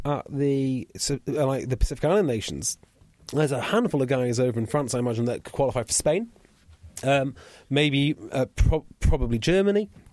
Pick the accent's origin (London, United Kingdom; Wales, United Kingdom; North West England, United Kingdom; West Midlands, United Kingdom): Wales, United Kingdom; Welsh; I'm Welsh